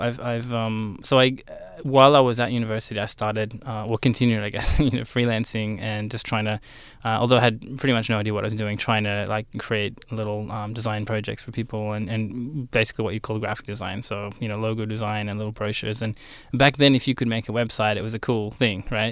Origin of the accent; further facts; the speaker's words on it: Sydney, New South Wales, Australia; right here in Sydney, uh, around sort of southern Sydney area. And, uh, yeah, I went to high school there